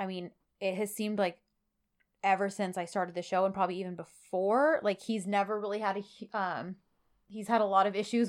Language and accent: English; California, United States; And she said, also, where are you girls from? We are from Southern California.